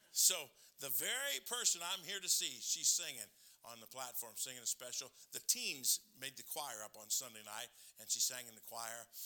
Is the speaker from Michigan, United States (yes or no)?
yes; Michigan, United States; I grew up in Michigan